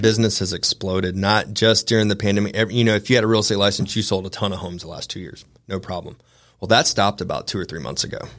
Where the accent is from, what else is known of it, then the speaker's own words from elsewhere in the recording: Augusta, Georgia, United States; also born or lived in Atlanta, Georgia / Big Sky, Montana; I was born and raised in Augusta, Georgia